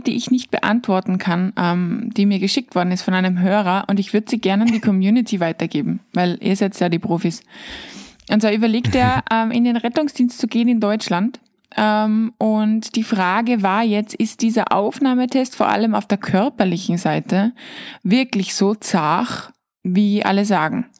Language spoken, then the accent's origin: German; Austria; als Österreicher